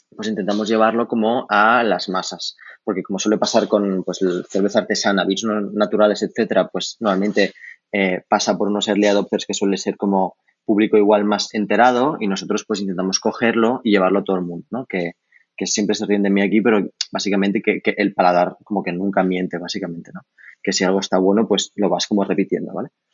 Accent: Barcelona, Catalonia, Spain; also born or lived in Paris; yo, que soy de Barcelona

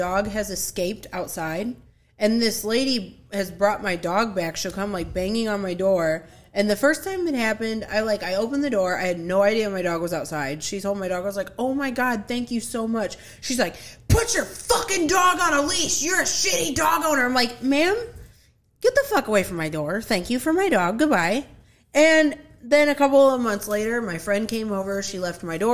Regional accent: Rockford, Illinois, United States; now in Southeast Missouri, United States; I'm originally from Rockford, Illinois, near Chicago

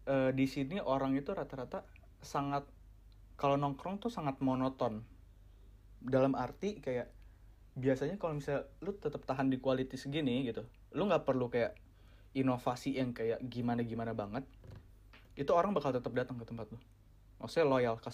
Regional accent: Indonesia; born there; gue Gua gua dilahirkan di Indonesia di mana uh, lingkungan dan uh, beberapa dari keluarga gue bilang kayak jangan deh lu lu jangan deh ke ke negara-negara barat.

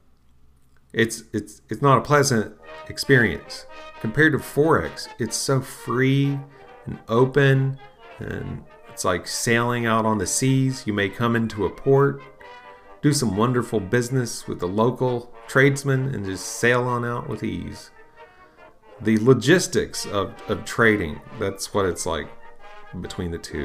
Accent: United States; also born or lived in Bible Belt, Southeastern United States; as an American

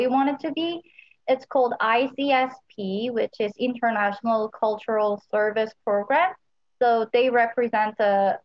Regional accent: Seoul, South Korea; moved away as an adult; now in Oregon, United States; I'm actually from Seoul, which is South Korea's capital city

